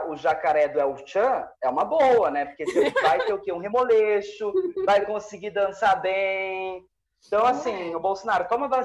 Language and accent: Portuguese; Brazil; Eu sou brasileira. Eu sou brasileiro.